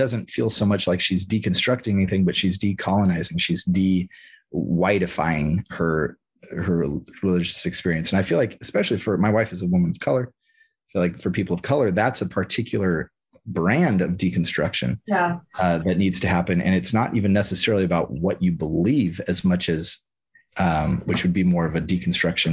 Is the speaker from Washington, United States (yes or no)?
yes; Washington, United States; moved away as an adult; also born or lived in California / Texas; I grew up in Washington State